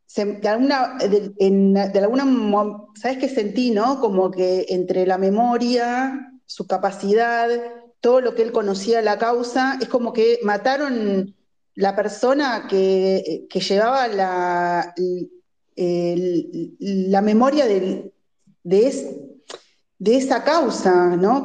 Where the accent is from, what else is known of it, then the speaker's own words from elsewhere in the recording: Argentina; somos argentinos